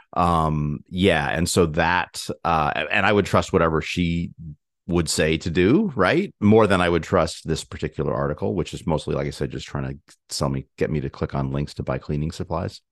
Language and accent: English; Ithaca, New York, United States; moved away; also born or lived in Glastonbury, Connecticut / Hartford, Connecticut; we visited, um, Ithaca, uh, New York, um, my hometown